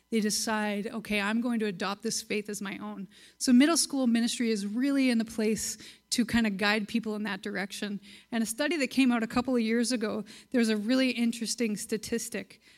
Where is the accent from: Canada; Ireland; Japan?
Canada; Virden, Manitoba; I grew up in Verdun, Manitoba